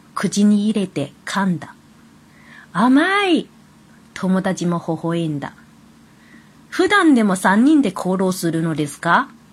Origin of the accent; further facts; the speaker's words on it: China; Japanese is a second language; now in Kobe, Japan; 私はもともと中国人なので、中国語はできる